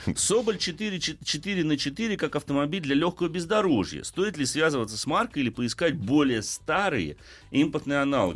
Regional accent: Moscow, Russia; У нас в Москве

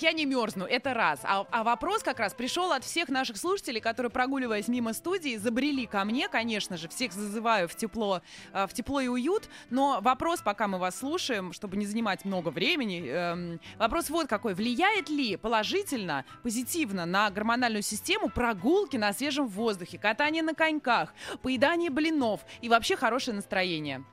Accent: Saint Petersburg, Russia; я из Петербурга сама

